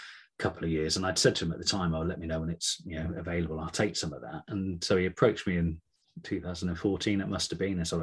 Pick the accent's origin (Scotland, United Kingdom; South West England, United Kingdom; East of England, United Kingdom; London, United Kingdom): South West England, United Kingdom; Gloucestershire; now in Cornwall, United Kingdom; I'm from Gloucestershire originally